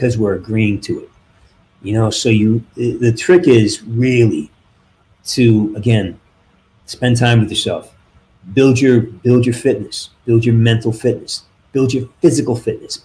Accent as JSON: {"language": "English", "region": "Western Massachusetts", "country": "United States", "moved": "yes", "lives_now": "California, United States", "said": "I'm from Western Mass, and you know, we're up in the elevations"}